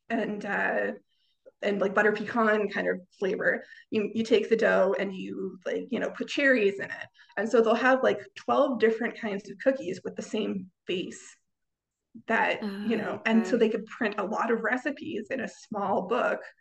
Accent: Canada; I am a Canadian

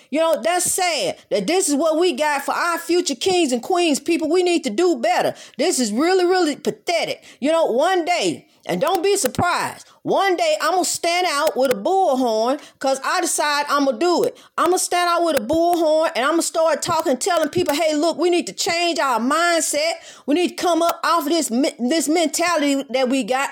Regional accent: United States; My parents were born here, and I was born here, so I am therefore American

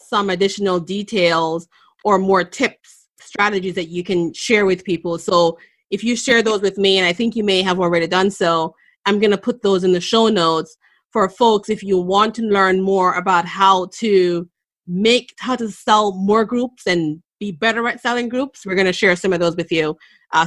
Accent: Jamaica; also born or lived in New England, United States; now in Boston, United States; I was born in Jamaica. I've lived here in the U.S. for more than half my life. I've lived in New England for a very long time

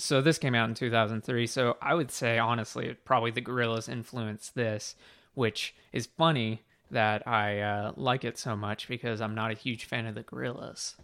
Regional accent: United States; I'm American

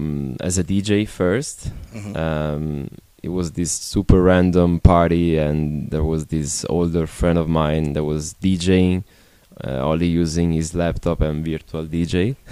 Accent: Milan, Lombardy, Italy

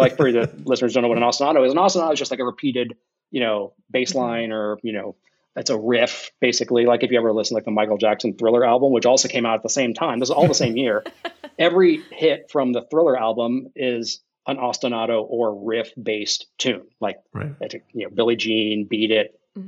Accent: Ohio, United States; I'm from Ohio

